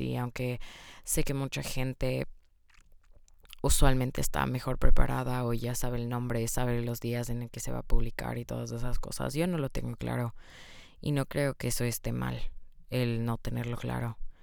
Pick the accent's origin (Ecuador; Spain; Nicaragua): Ecuador; Quito, Pichincha; first language Spanish; moved away; yo nací en Ecuador, Quito, Ecuador, para ser exactos, y yo crecí, obviamente, como mi lengua materna siendo el español.